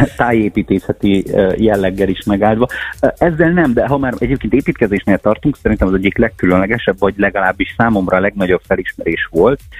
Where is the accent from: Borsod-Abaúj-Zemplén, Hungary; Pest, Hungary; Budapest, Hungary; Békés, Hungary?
Borsod-Abaúj-Zemplén, Hungary; moved away as an adult; also born or lived in Szabolcs / Szeged; now in Hajdú-Bihar, Hungary; Abaújból származom